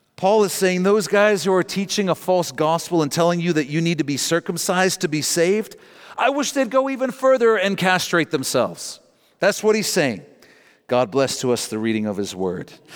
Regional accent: Canada; Our national borders are what define us as Canadian

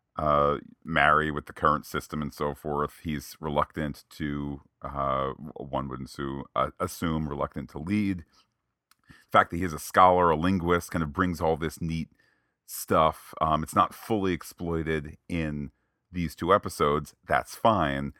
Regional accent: United States; as an American

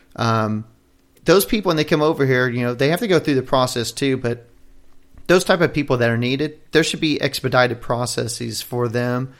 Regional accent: United States; as an American, for citizens here

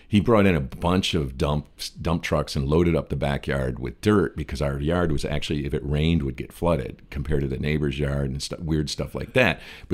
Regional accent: Detroit, Michigan, United States; now in Los Angeles, United States; I'm from Detroit

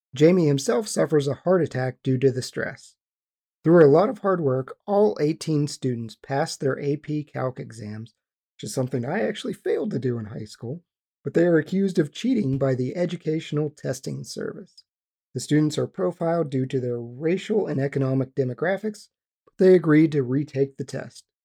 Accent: West Virginia, United States; we grew up in West Virginia.

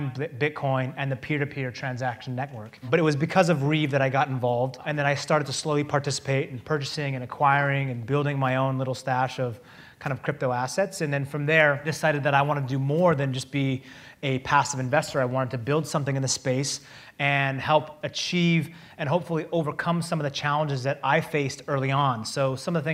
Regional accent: Seattle, Washington, United States; We're both from Seattle

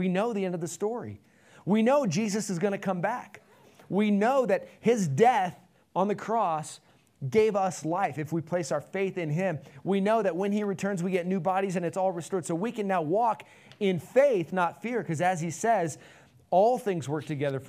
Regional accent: Nevada, United States; Nevadan? Is that part of who you are? I was born and raised here.

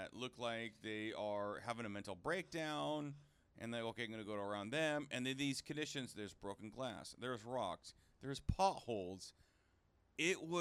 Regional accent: Seattle, Washington, United States; I've done this in Seattle growing up in Seattle

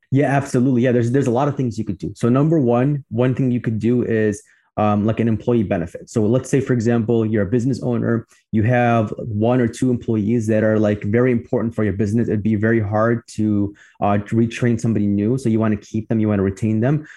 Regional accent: Chicago, Illinois, United States; I'm from Chicago as well, like you. I grew up on the southwest in the southwest suburbs of Chicago, and now I live on the north side

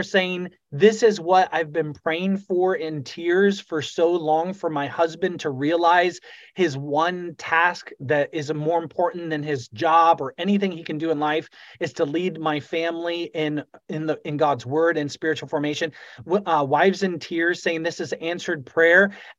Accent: Fort Wayne, Indiana, United States; I came from the Bible Belt in Fort Wayne, Indiana, and thought I was good enough

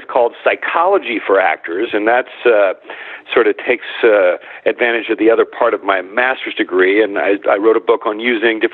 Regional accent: Midwest, United States; I grew up in the Midwest

